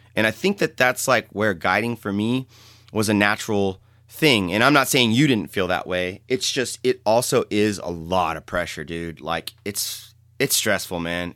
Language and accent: English; San Jose, California, United States; I grew up in San Jose, city kid